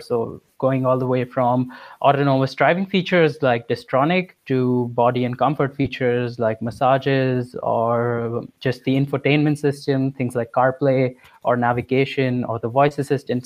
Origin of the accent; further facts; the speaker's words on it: India; moved away as an adult; I'm from India